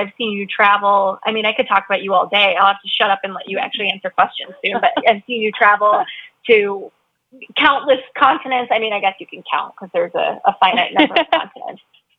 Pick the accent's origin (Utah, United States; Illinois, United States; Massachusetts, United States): Illinois, United States; Chicago; You were a trainer that I loved here in my hometown at Crosstown Fitness.